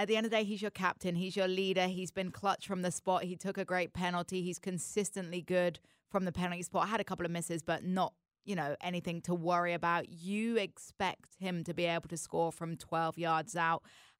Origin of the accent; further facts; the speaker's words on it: England, United Kingdom; I think that's what makes it hurt so much as an English fan, right?